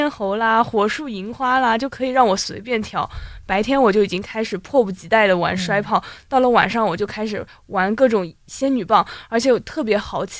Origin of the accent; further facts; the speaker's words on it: Chongming, Shanghai, China; 然后回到崇明以后，我还要再转几次大巴才能回到我的老家。